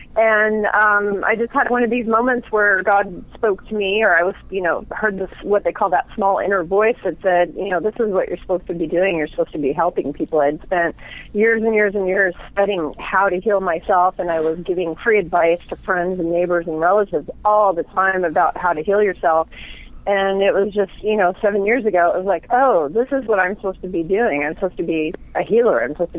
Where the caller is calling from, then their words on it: Seattle, Washington, United States; Seattle, Washington.